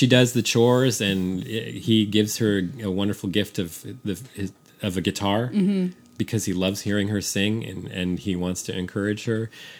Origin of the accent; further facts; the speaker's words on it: San Francisco, California, United States; now in Austin, United States; I grew up in San Francisco. I was a city kid.